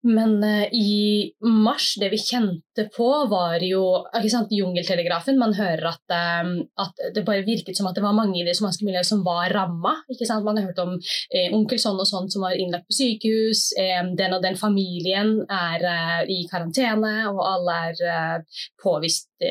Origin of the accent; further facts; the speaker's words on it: Oslo, Norway; bydelsoverlege i bydel Gamle Oslo, hvor jeg er fra. Jeg bor på Tøyen